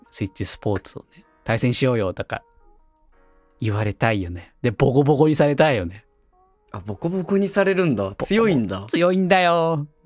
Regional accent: Tokyo, Japan; 私、まあ、結構田舎で生まれ育った風な、あの、キャラクターをしてますけど、実は東京で育ってた期間もあって

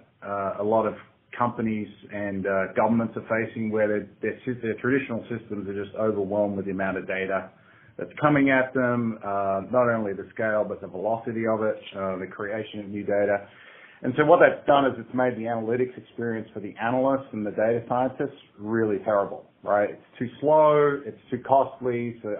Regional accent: Australia; accent: Aussie; moved away as an adult; now in San Francisco, United States; Grew up in Australia, been living out here in the States in San Francisco for the last 7 or 8 years

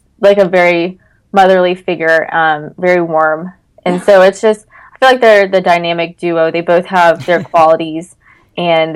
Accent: North Carolina, United States; I'm from North Carolina

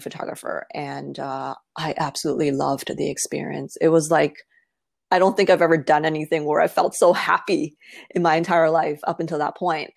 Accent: Toronto, Ontario, Canada; I was born and raised in Toronto

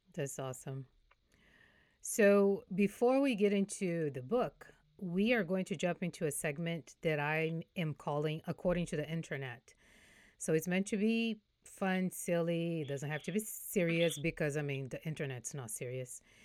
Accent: Brazil; now in Houston, United States; I'm from Brazil, I'm Brazilian

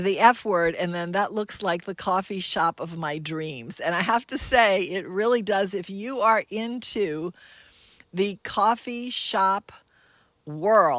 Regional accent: Kenner, Louisiana, United States; I was a girl from Kenna, and my mom, when she wasn't feeding Vienna sausages to us, kept a very close rein on us

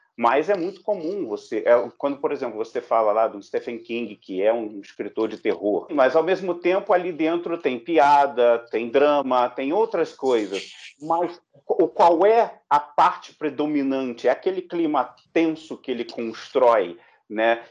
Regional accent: Brazil; nós também, enquanto brasileiros

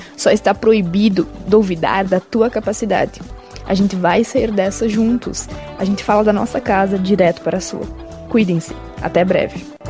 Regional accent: Nova Laranjeiras, Paraná, Brazil; sou de Nova Laranjeiras

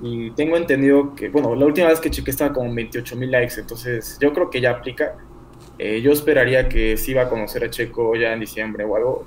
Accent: Mexico City, Mexico; soy acá de México, de Ciudad de México

